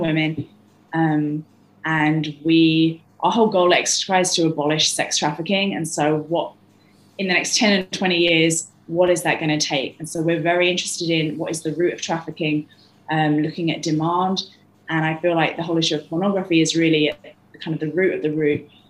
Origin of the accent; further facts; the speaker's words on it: London, United Kingdom; moved away; I'm from London